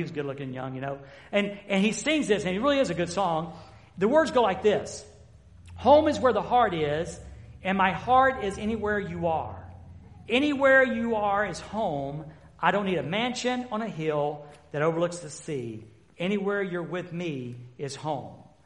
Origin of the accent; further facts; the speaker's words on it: the South, United States; I've been from the South.